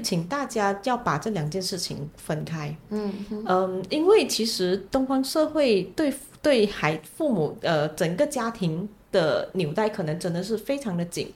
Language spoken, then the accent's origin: Chinese; Malaysia; 虽然我也同样来自马来西亚